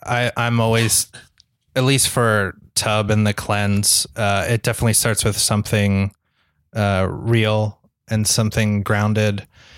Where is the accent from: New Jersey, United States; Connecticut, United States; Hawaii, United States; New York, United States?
New Jersey, United States; New Jersey.